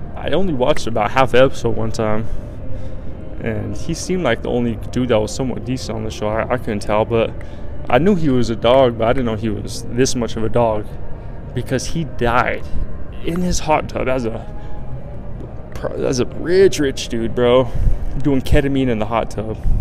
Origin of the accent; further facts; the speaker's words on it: Colorado, United States; I'm from Colorado and I was like, some of the lakes that I grew up fishing